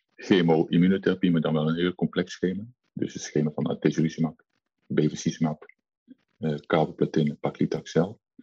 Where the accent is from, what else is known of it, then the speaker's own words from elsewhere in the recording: Nijmegen, Gelderland, Netherlands; als Nijmegenaar